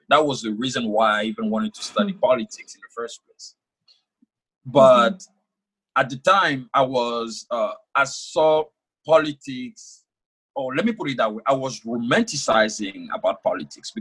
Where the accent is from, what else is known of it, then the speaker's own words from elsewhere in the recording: Côte d’Ivoire; first language French; English is a second language; moved away as an adult; now in United States; I was born and raised in Ivory Coast, West Africa.